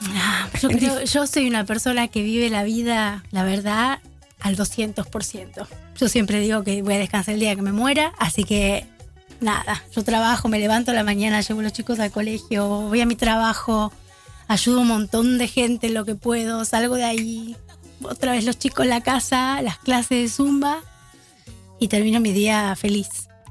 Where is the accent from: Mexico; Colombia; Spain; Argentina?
Argentina; Buenos Aires; now in Amsterdam, Netherlands; los argentinos que venimos de Buenos Aires nos dicen porteños